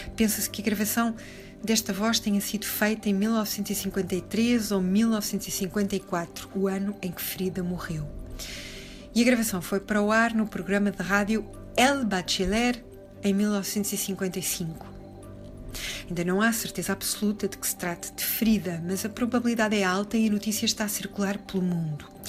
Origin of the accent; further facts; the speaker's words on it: Portugal; sendo portugueses